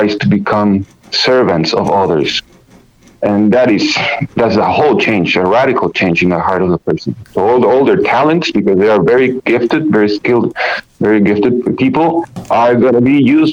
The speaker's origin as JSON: {"language": "English", "country": "Peru", "moved": "as an adult", "lives_now": "United States", "said": "coming from Peru, I came 4 years ago from Peru"}